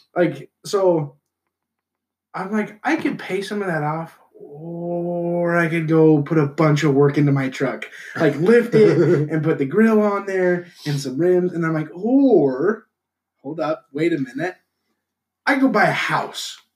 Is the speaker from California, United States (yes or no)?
no; Utah, United States; I'm from Utah